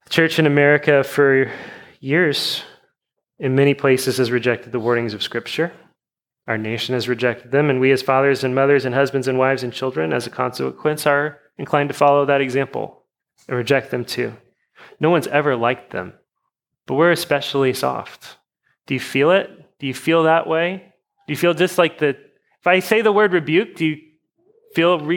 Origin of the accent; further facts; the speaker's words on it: United States; we're American Christians.